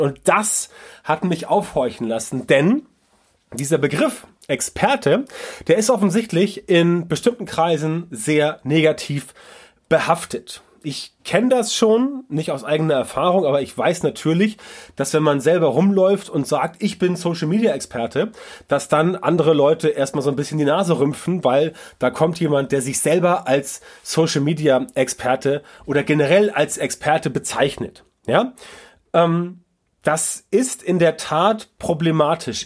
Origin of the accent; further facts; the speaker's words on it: Northern Germany, Germany; bei uns im Norden